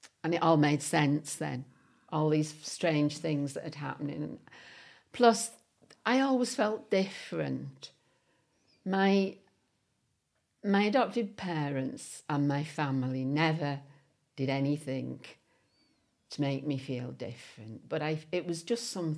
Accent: West Bank, North West England, United Kingdom; This is me in Parsonage Road in West Bank. This house was pulled down to make way for the new bridge.

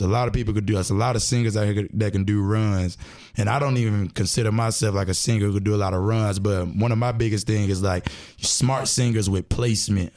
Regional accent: Durham, North Carolina, United States; also born or lived in Timberlake, North Carolina; I'm from Durham

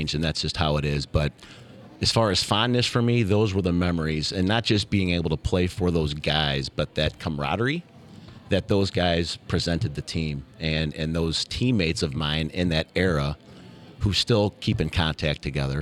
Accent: St. Louis, Missouri, United States; myself growing up in South County, were south of 40

